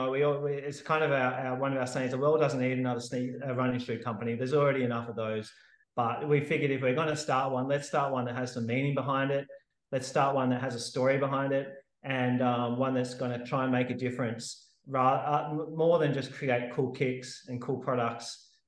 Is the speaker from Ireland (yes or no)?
no; Sydney, New South Wales, Australia; moved away as an adult; also born or lived in Perth; now in Western Australia, Australia; I'm living in Frio in WA at the moment, but I grew up in Sydney